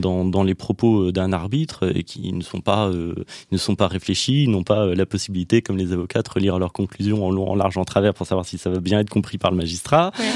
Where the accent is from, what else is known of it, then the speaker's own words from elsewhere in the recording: Nièvre, Bourgogne-Franche-Comté, France; moved away as an adult; also born or lived in Nantes; je suis né dans la Nièvre, au milieu de, la France, où, où j'ai grandi jusqu'à 18 ans